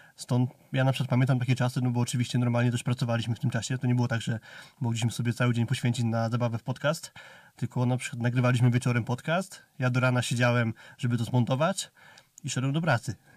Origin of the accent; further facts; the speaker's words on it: near Rzeszów, Subcarpathian Voivodeship, Poland; wychowałem się pod Rzeszowem